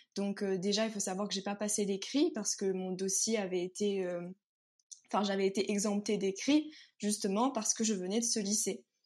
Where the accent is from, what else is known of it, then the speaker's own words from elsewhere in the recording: Sainte-Suzanne, Réunion; moved away as an adult; also born or lived in Saint-Denis, Réunion; now in Paris, France; je viens de La Réunion. Donc en fait, j'ai vécu donc, toute ma vie à Sainte-Suzanne